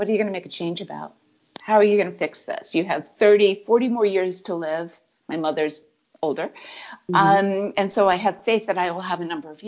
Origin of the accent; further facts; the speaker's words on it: Connecticut, United States; also born or lived in Arizona / Virginia; now in California, United States; born and raised in Connecticut and came back to Connecticut a number of years later.